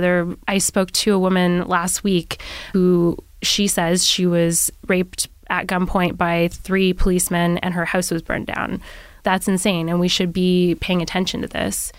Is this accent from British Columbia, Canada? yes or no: no; Nova Scotia, Canada; my hometown.